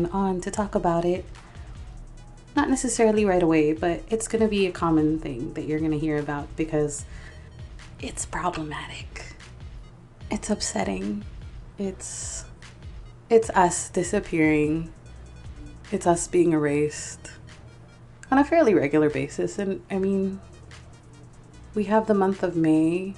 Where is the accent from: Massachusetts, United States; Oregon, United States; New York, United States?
Oregon, United States; Portland; Growing up in Portland, Oregon, which by the way is incredibly white